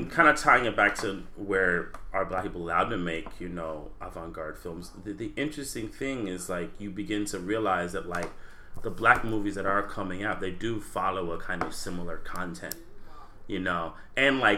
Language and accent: English; Baltimore, Maryland, United States; I'm from Baltimore too.